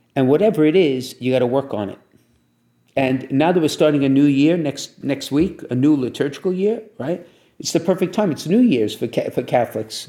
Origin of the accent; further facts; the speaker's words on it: Brooklyn, New York, United States; when I grew up in Brooklyn, I went to parochial school